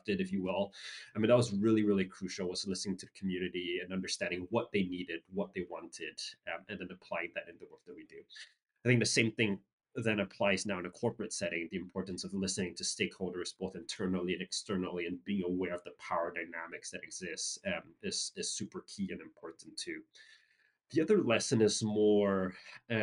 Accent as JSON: {"language": "English", "country": "Singapore", "tie": "born or raised there", "said": "I grew up in Singapore"}